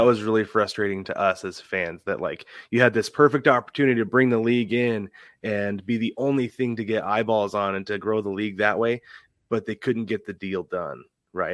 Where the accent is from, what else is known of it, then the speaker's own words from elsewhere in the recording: Portland, Oregon, United States; now in Arizona, United States; I'm from Portland originally. Right now, I live in Arizona